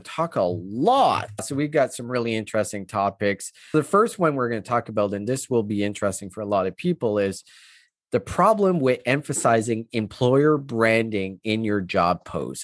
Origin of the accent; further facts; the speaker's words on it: Canada; I'm Canadian